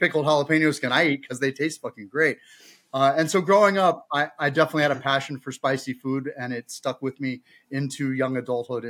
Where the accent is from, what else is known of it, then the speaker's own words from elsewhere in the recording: Bay Area, California, United States; Growing up in the Bay Area